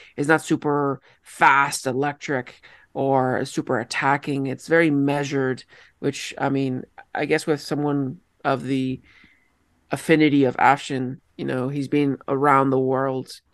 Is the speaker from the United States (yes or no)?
no; Colombia; also born or lived in Oakville, Ontario, Canada; now in Canada; I am from Colombia